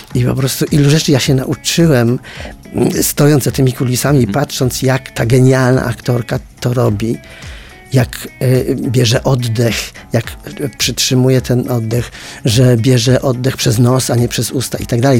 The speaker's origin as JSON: {"language": "Polish", "area": "a village near Częstochowa", "region": "Silesian Voivodeship", "country": "Poland", "said": "ja pochodzę ze wsi pod Częstochową"}